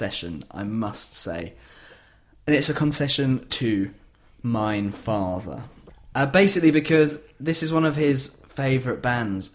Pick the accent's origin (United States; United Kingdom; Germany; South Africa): United Kingdom; Yorkshire and the Humber; As a Yorkshireman